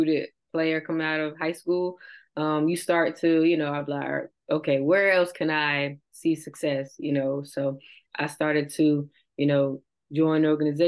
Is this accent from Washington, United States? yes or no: no; Virginia Beach, Virginia, United States; I'm from Virginia Beach, Virginia